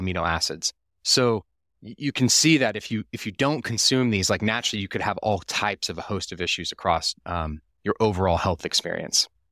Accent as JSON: {"language": "English", "town": "Austin", "region": "Texas", "country": "United States", "tie": "born or raised there", "said": "I was raised in Austin, Texas"}